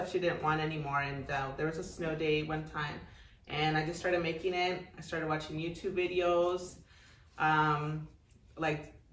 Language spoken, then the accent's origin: English; Texas, United States; moved away as an adult; also born or lived in California / El Paso, Texas; now in Las Cruces, United States; I was born in California, and then from there, I moved to Texas when I was a lot younger with my family